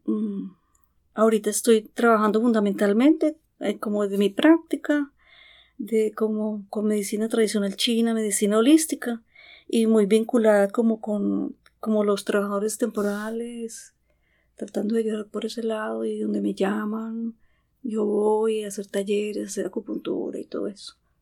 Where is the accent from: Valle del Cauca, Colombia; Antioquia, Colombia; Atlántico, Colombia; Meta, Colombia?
Antioquia, Colombia; moved away as an adult; now in Vancouver, Canada; yo soy de Colombia, eh, nacida en un pueblito de Antioquia